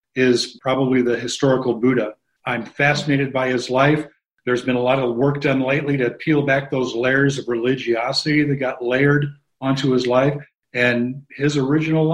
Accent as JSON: {"language": "English", "town": "Omaha", "region": "Nebraska", "country": "United States", "tie": "born or raised there", "said": "I'm born and raised in Omaha"}